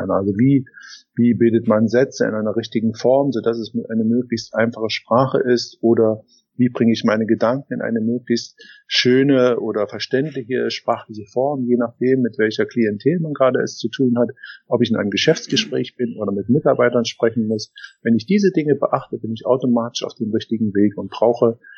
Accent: Germany; ich bin ja ein Kind der Wende und es war damals so, dass, dass wir ähm, ja in eine völlig neue Gesellschaft gekommen sind.

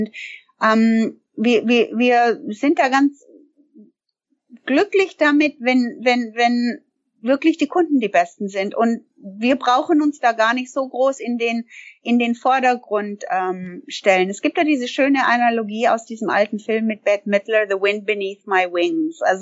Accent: Canada; moved away as an adult; now in Germany; Also ich bin gebürtige Kanada oder ich komme aus Kanada und äh, ich bin vor vielen Jahren der Liebe wegen nach Deutschland gekommen.

